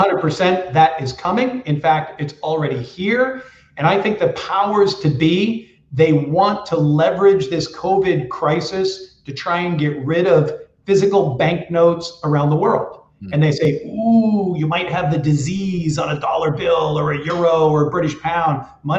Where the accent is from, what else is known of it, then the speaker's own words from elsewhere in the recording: New Hampshire, United States; I grew up in the Northeast of the United States in New Hampshire.